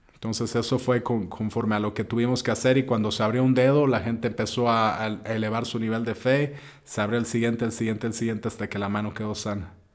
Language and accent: Spanish; Mexico; donde crecimos como mexicanos la mayoría